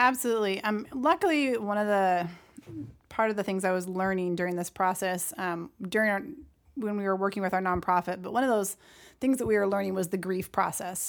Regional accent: Brunswick, Maine, United States; moved away as an adult; now in Tennessee, United States; a very wonderful community that I grew up with in Brunswick, Maine.

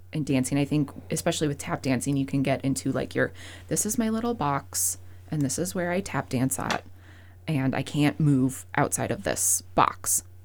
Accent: Fairfield, Montana, United States; also born or lived in Missoula, Montana; now in Great Falls, United States; was born and raised a, around in this area. I'm from Fairfield

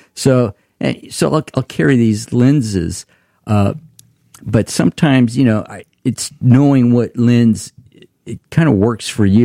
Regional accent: Tulare, California, United States; we're from Tulare

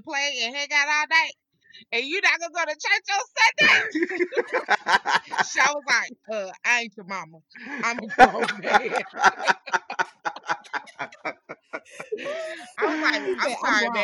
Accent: North Carolina, United States; in North Carolina growing up in the South

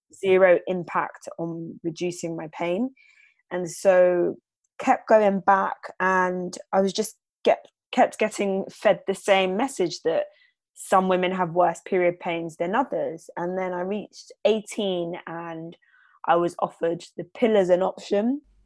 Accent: London, United Kingdom; I'm from London, born and raised.

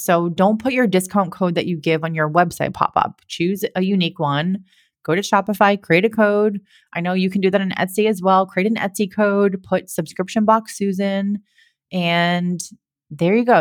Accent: Massachusetts, United States; I'm from Massachusetts as well, so I love my Massachusetts people

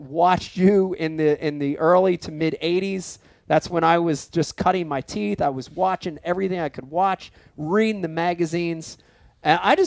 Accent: United States; also born or lived in Philadelphia, Pennsylvania / New Jersey; I growing up in Jersey and Philadelphia

